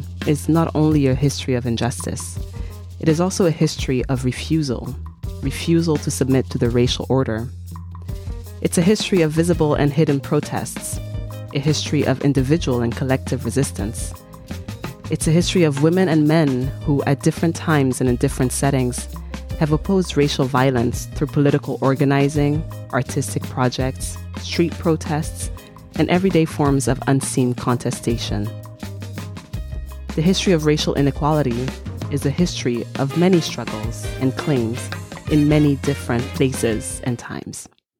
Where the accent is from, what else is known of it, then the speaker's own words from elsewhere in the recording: Togo; also born or lived in United States; I am Togolese American.